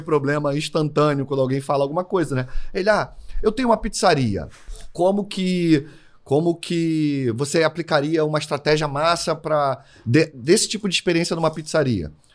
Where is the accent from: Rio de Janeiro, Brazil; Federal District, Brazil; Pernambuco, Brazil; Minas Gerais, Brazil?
Rio de Janeiro, Brazil; eu sou carioca